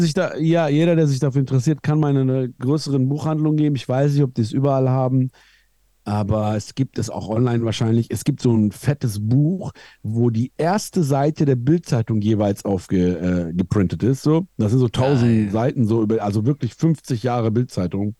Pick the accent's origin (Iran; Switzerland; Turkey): Iran; moved away; Ich komme aus dem Iran